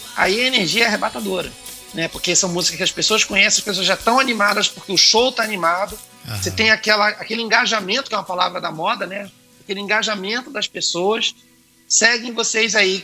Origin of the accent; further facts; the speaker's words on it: Brazil; eu sou roqueiro, mas eu sou brasileiro, costumo dizer, né? Eu sou roqueiro brasileiro. Então, falo português com muito orgulho